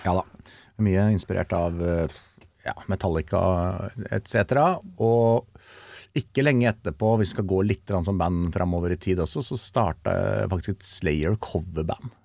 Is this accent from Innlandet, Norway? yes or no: yes; Kongsvinger, Innlandet, Norway; jeg er fra Kongsvinger